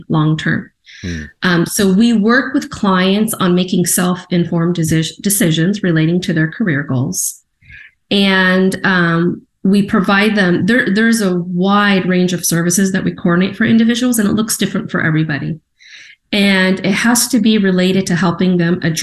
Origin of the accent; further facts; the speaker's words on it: San Diego, California, United States; moved away as an adult; now in Portland, United States; I was born in San Diego.